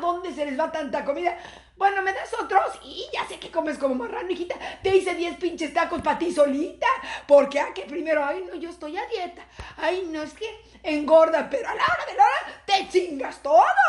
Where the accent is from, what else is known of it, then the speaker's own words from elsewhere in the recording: Mexico; somos madres mexicanas